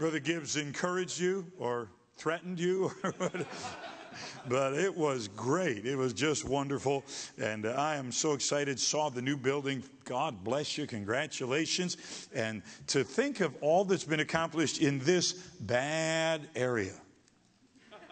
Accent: Michigan, United States; I was from Michigan

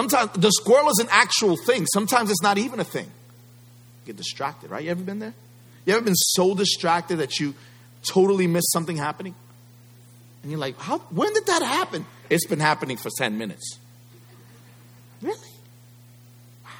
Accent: United States

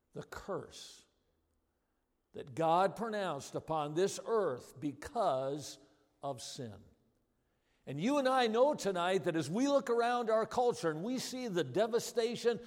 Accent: Watertown, Wisconsin, United States; I grew up in Watertown, Wisconsin.

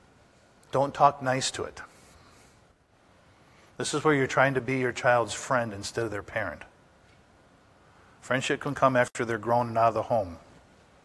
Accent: Upper Peninsula, Michigan, United States; I was raised in the Upper Peninsula

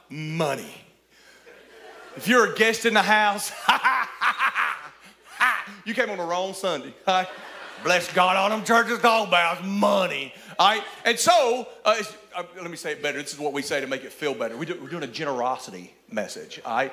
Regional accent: Cullman, Alabama, United States; I'm from Cullman, Alabama

